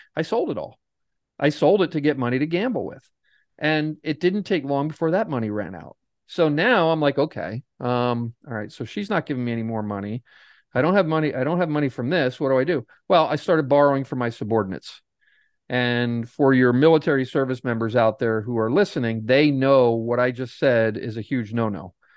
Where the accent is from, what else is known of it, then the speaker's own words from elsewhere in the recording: Pennsylvania, United States; I'm from Pennsylvania. I'm not too far from Atlantic City